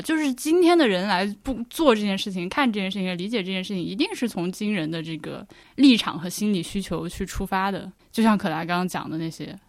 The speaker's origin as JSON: {"language": "Chinese", "country": "China", "moved": "yes", "said": "我作为一个中国人，就外国人这样去看"}